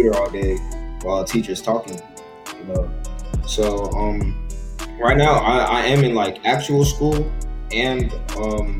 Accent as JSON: {"language": "English", "town": "Lake Worth", "region": "Florida", "country": "United States", "tie": "born or raised there", "moved": "as an adult", "lives_now": "Revere, United States", "said": "I was born and raised in Lake Worth. I just moved to Revere like a year ago"}